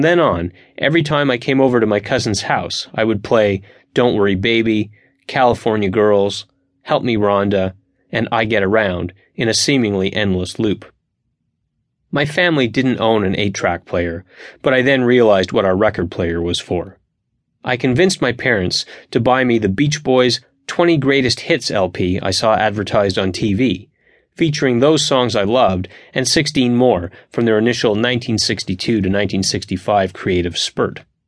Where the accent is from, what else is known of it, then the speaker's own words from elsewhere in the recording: Montreal, Quebec, Canada; in my hometown of Montreal